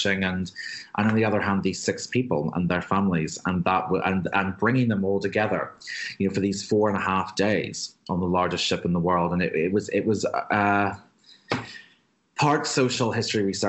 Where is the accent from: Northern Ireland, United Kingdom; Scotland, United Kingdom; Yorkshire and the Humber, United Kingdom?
Northern Ireland, United Kingdom; Belfast; I'm from Belfast. I grew up hearing stories of the Titanic being built here